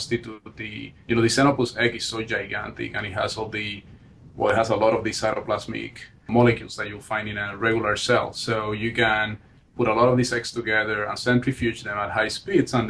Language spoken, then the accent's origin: English; Barranquitas, Puerto Rico; also born or lived in San Juan, Puerto Rico; now in New Haven, United States; So I was born and raised in Puerto Rico. That's where I grew up. I grew up in a small town in the middle of the island called Barranquitas.